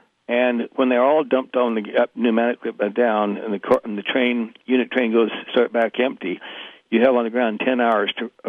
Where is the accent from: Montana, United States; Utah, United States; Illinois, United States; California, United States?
Utah, United States; I was from Utah.